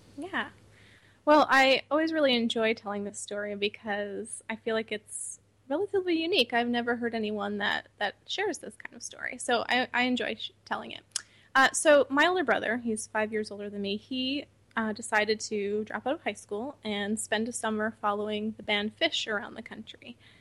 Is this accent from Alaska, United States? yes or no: no; Troy, New York, United States; also born or lived in Syracuse, New York; my parents got really involved in the local veg community in upstate New York. We're from the Troy area